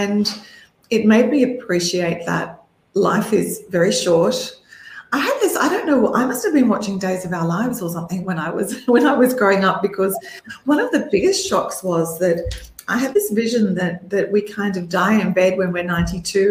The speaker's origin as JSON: {"language": "English", "town": "Melbourne", "region": "Victoria", "country": "Australia", "tie": "born or raised there", "said": "when I was growing up in Melbourne, Australia"}